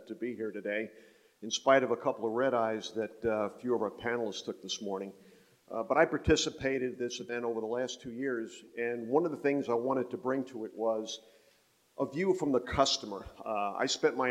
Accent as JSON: {"language": "English", "region": "North Carolina", "country": "United States", "said": "I'm from North Carolina. I chair the board of Wake Tech Community College"}